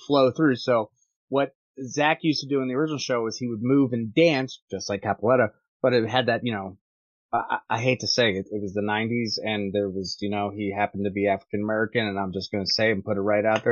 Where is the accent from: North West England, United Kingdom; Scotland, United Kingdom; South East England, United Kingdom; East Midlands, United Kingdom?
Scotland, United Kingdom; I'm Scottish